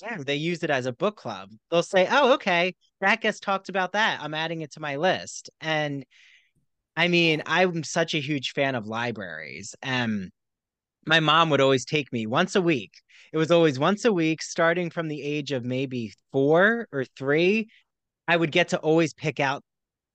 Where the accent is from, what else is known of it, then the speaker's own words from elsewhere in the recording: New Jersey, United States; the development I grew up in New Jersey